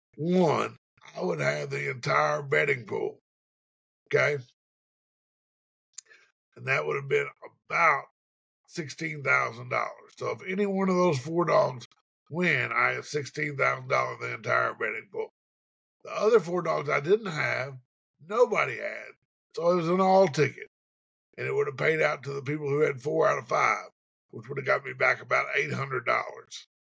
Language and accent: English; Cleveland, Tennessee, United States; right here in my hometown, Cleveland, Tennessee.